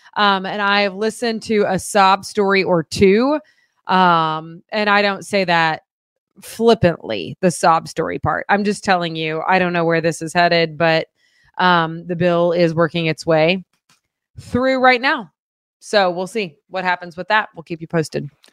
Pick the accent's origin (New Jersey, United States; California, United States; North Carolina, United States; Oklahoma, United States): Oklahoma, United States; now in Missouri, United States; I come from Oklahoma